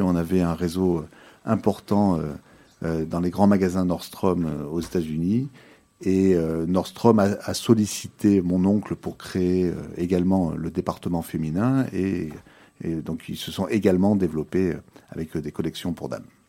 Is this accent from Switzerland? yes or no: no; Nice, Provence-Alpes-Côte d'Azur, France; moved away as an adult; now in Belgium; Je suis d'origine française. Je suis né à Nice il y a 49 ans